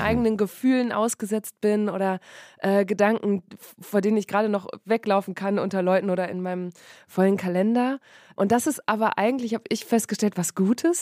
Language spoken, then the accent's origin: German; Borken, North Rhine-Westphalia, Germany; now in Berlin, Germany; ich komme aus dem Münsterland. Im Münsterland ist Borken. das Fahrrad, genau, aus Borken in Westfalen